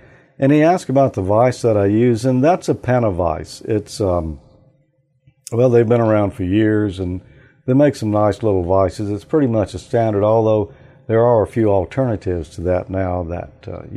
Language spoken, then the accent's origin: English; Mississippi, United States; I'm from Mississippi.